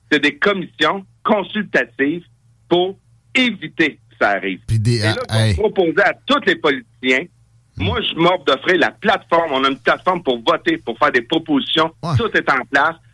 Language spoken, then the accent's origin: French; Farnham, Quebec, Canada; je suis un gars, je viens de Farnham